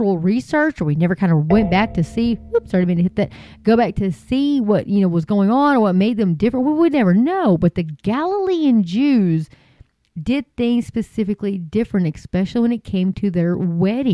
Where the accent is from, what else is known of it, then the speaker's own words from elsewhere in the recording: Hart, Texas, United States; moved away; I'm originally from Hart, Texas